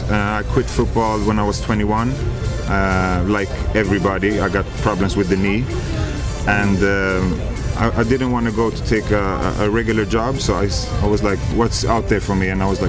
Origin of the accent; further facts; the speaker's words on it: Sweden; And we're from Sweden.